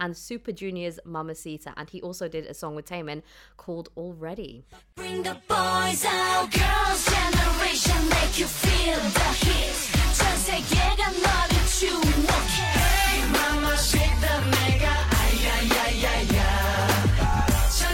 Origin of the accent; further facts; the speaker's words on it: United Kingdom; accent: British; The British in me. When I'm like reading like this, my accent gets really like proper.